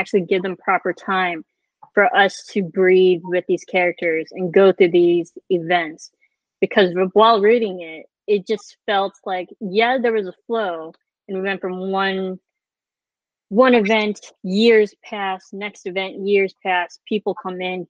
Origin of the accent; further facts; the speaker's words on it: United States; we are very American, we were raised with American history